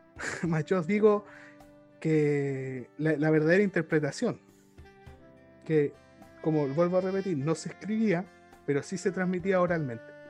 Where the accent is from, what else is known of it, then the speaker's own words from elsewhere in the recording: Chile; somos chilenos